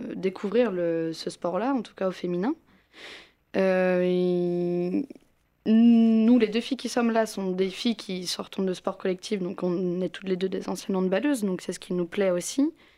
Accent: Brittany, France; moved away; je viens de Bretagne

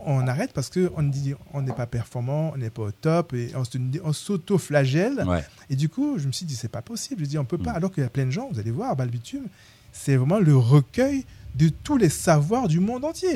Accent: Cameroon; also born or lived in Paris; now in Tours, France; au Cameroun, mon pays d'origine.

